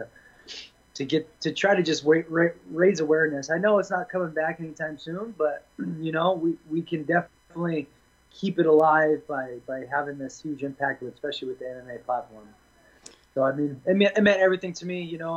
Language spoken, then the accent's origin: English; Boise, Idaho, United States; moved away as an adult; also born or lived in London / California; now in Las Vegas, United States; I'm from Boise. Went to college at Boise State